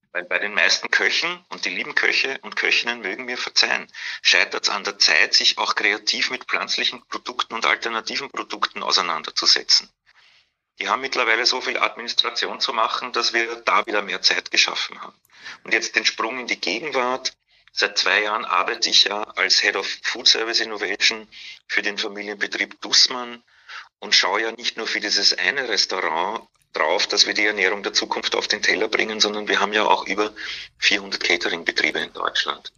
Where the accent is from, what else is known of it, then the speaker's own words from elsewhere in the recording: Vienna, Austria; accent: Austrian; moved away as an adult; also born or lived in Hamburg; now in Berlin, Germany; Wien, genau, ich bin, bin in Wien geboren und aufgewachsen